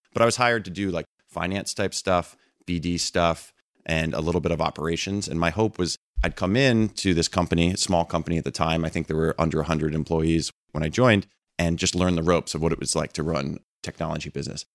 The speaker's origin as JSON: {"language": "English", "town": "Red Bank", "region": "New Jersey", "country": "United States", "tie": "born or raised there", "also_born_or_lived": "London", "moved": "as an adult", "said": "I grew up in New Jersey, a town called Red Bank"}